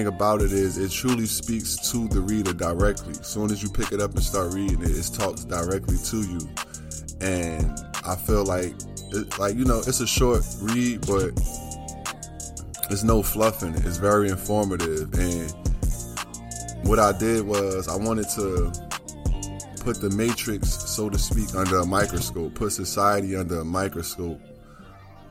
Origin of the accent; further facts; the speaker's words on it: Newark, New Jersey, United States; my hometown, my city, my state, Newark, New Jersey